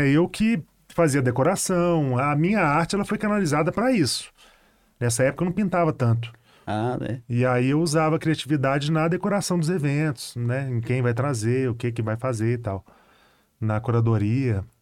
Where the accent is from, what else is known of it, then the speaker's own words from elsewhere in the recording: Betim, Minas Gerais, Brazil; Betim, né? Eu fui criado no Betim